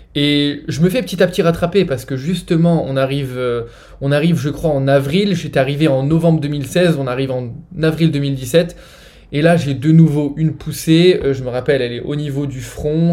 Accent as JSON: {"language": "French", "country": "France", "tie": "born or raised there", "moved": "as an adult", "said": "j'ai grandi, euh, j'ai grandi en France, hein. ça fait 7 ans que j'ai quitté la France maintenant"}